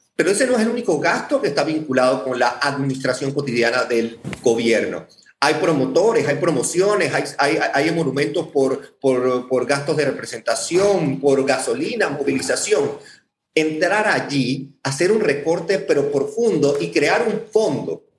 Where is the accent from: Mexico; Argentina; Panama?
Panama; soy panameño y como ustedes nos preocupa nuestro país